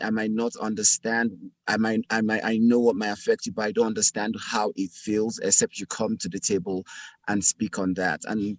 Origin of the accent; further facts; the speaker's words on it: Nigeria; now in Seattle, United States; as a Nigerian immigrant